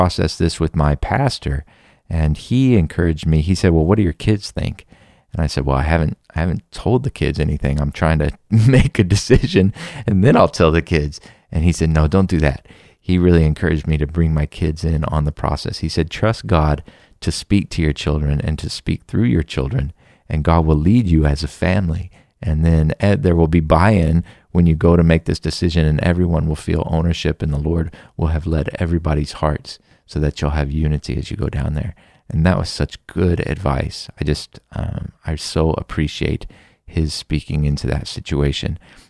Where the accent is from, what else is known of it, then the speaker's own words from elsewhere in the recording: Texas, United States; I'm from Texas. I went to school nearby. I have uncles in this area.